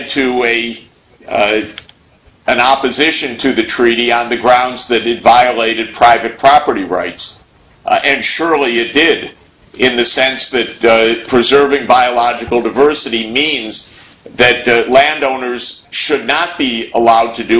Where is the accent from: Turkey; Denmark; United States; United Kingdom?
United States; as an American